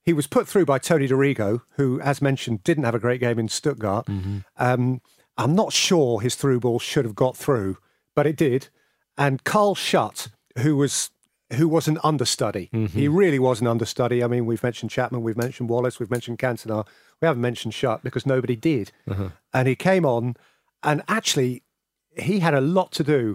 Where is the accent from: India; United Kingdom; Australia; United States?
United Kingdom; England; accent: English; my English accent